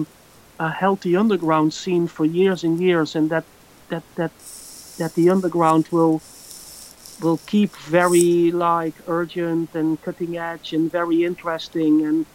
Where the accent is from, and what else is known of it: Netherlands; born or raised there